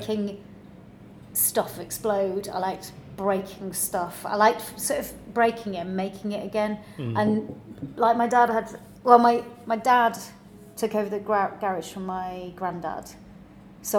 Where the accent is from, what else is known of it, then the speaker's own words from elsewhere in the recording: Cornwall, South West England, United Kingdom; I was born in Cornwall, in a very, very small village under a rock, so in between Truro and Falmouth.